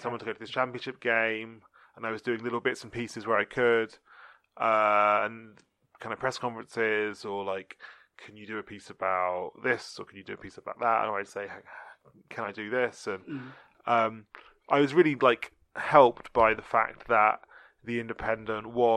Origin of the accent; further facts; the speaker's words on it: London, United Kingdom; I'm from London